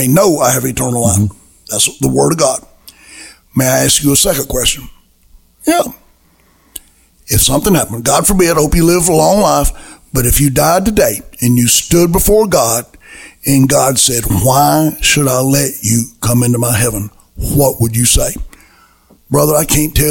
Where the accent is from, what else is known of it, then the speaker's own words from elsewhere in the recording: Alabama, United States; I came from Alabama